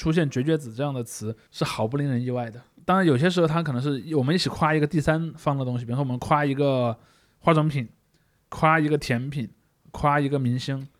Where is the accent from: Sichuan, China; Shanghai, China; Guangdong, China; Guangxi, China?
Sichuan, China; 我四川人，四川人是非常爱